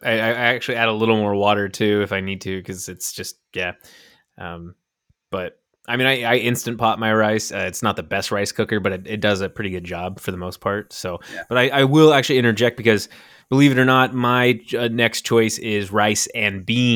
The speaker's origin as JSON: {"language": "English", "town": "Mount Vernon", "country": "United States", "tie": "born or raised there", "said": "growing up in Mount Vernon, there was a lot of Mexican restaurants and opportunities to have rice and beans."}